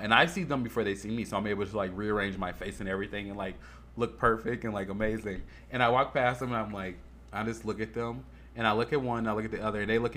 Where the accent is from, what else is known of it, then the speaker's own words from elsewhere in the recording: Chicago, Illinois, United States; now in Las Vegas, United States; I ain't from no prairie, bitch. I'm from Chicago